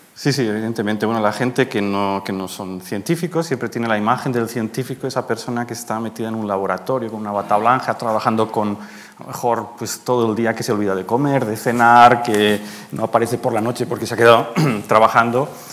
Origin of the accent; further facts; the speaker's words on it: Madrid, Community of Madrid, Spain; moved away as an adult; also born or lived in Manresa, Catalonia, Spain / Garching, Germany; now in Germany; soy, manresano, catalán de nacimiento, pero a los nueve años me vine a vivir a Madrid porque mis padres, los destinaron aquí y desde entonces pues, eh, soy un madrileño adoptado